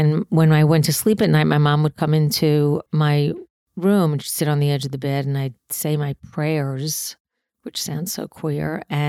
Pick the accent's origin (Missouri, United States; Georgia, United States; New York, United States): New York, United States; New York City; I grew up in Queens.